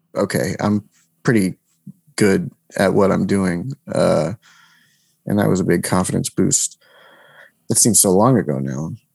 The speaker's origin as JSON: {"language": "English", "region": "New Jersey", "country": "United States", "tie": "born or raised there", "said": "I'm from New Jersey"}